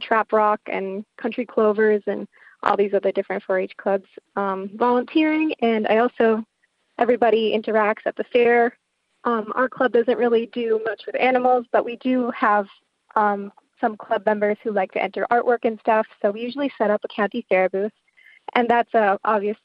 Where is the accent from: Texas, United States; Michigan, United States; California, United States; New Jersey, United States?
Michigan, United States; Upper Peninsula; we're from the Upper Peninsula, which is a really rural region